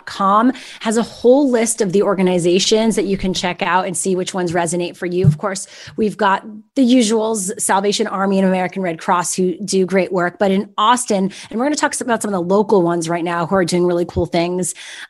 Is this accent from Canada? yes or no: yes; Canada; moved away; I grew up in Canada where we had winter storms.